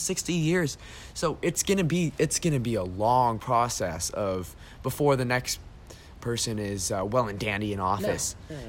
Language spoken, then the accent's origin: English; United States; I'm an American.